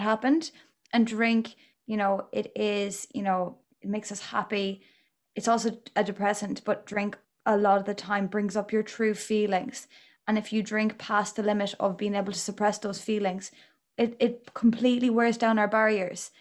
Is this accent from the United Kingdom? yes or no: no; Galway, Connacht, Ireland; I'm from Galway myself.